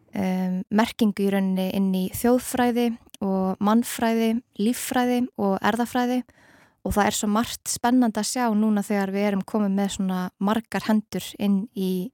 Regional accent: Iceland; við Íslendingar

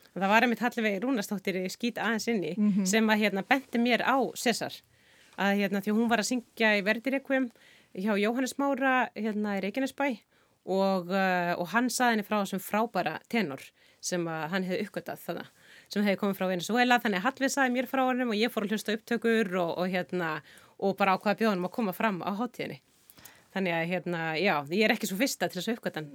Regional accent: Iceland; við náttúrulega sem erum Íslendingar

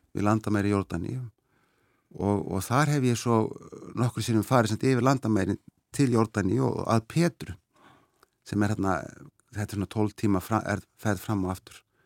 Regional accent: Seyðisfjörður, Eastern Region, Iceland; now in Sweden; ég var alveg upp á Seyðisfyrði fram að þessu

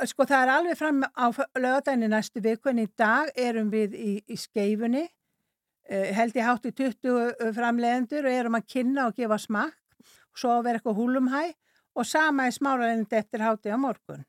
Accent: North Iceland, Iceland; also born or lived in Sweden; ég er að norðan

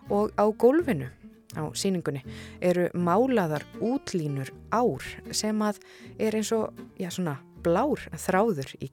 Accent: Aðaldalur, Northeastern Region, Iceland; Ég er alveg upp í aðaldal.

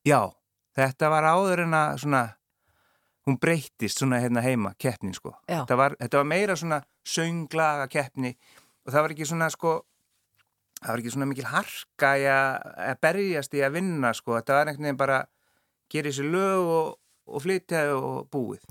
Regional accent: Akureyri, Northeastern Region, Iceland; moved away; ég er frá Akureyri og við erum, við erum fjóri bræður all káa menn

